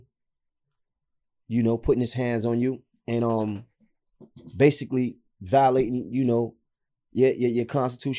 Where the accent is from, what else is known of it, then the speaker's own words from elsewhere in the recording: New York City, New York, United States; I'm from Nostrand. I grew up on Clifton between Nostrand and Marcy